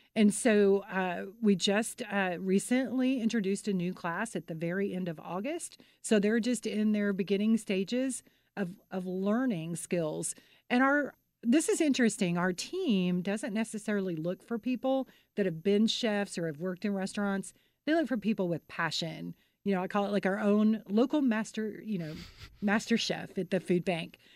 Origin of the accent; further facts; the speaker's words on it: Mansfield, Texas, United States; I'm from Mansfield, which is home of Best Made Pickles